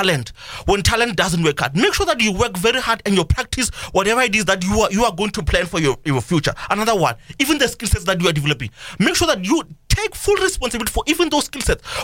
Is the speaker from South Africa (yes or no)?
yes; South Africa; Even as a citizen of South Africa